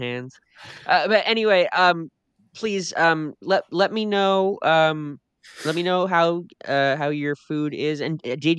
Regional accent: Saskatchewan, Canada; I'm from Saskatchewan, Canada.

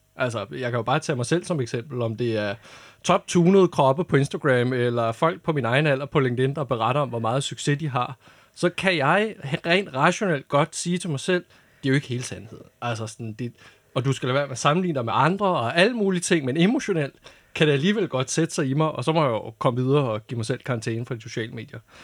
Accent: North Zealand, Capital Region of Denmark, Denmark; jeg voksede op i Nordsjælland

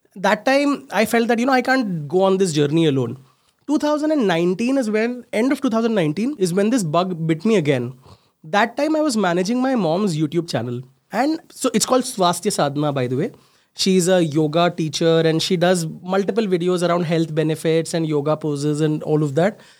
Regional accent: Mumbai, Maharashtra, India; I'm a late eighties child, born and brought up in Mumbai, small place there called Ghat Kopar. The entire schooling, everything was done there.

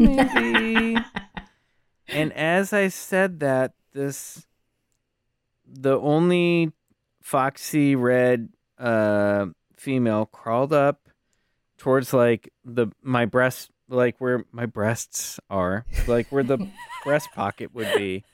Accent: Kansas City, Kansas, United States; I grew up in Kansas City, Kansas.

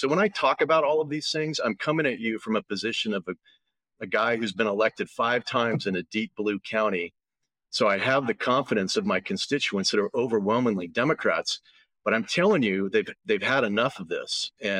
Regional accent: Bay Area, Northern California, United States; Yeah, I'm a California kid. I was born in the Bay Area. I've been up in Northern California ever since.

